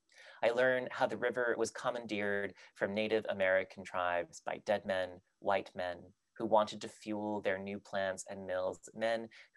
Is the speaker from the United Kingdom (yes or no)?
yes; England, United Kingdom; accent: British; also born or lived in Texas, United States; I had a very, very heavy British accent when I was a child, when I was like six. Mm-hmm. I had lived in England basically my entire speaking, I was born in Texas, but then I lived in England